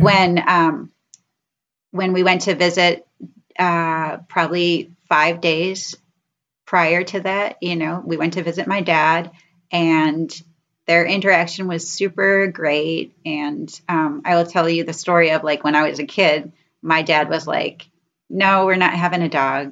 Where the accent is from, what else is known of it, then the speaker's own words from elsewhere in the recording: Rochester, New York, United States; moved away as an adult; now in Rochester, Minnesota, United States; I'm from Rochester. So we're both from New York